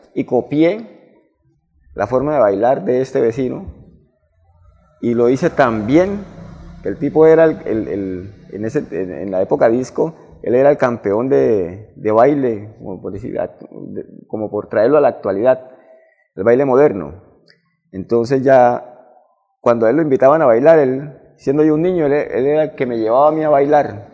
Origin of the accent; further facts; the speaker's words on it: Barrancabermeja, Santander, Colombia; also born or lived in Medellín; soy nacido y criado aquí en Barranca Bermeja. Soy de Barranca totalmente.